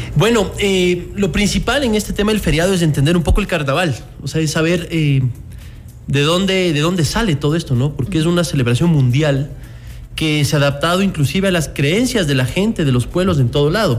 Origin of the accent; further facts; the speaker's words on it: Ecuador; nosotros como ecuatorianos